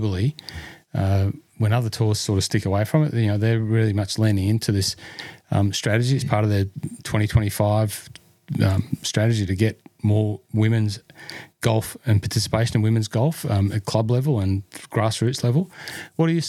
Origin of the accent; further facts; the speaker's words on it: Hunter Valley, New South Wales, Australia; the Hunter Valley Webex at Cypress Lakes in my hometown backyard